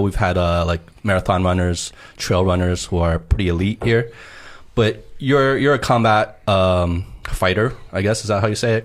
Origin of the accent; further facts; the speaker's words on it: New Jersey, United States; I uh, grew up in Jersey